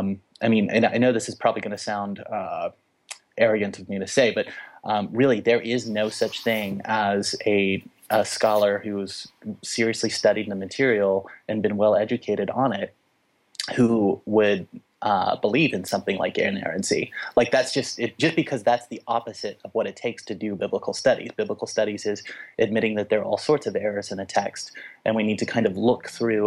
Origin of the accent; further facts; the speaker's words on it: the South, United States; I mean, I'm from the Bible belt, so it works even worse down there.